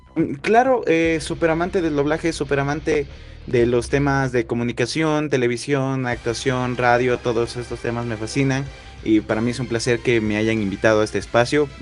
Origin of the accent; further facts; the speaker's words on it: Ecuador; soy de la ciudad, bueno, soy de Ecuador